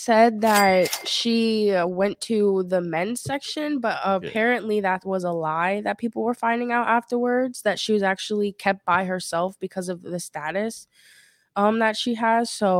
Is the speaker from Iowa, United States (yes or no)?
no; Maryland, United States; now in Miami, United States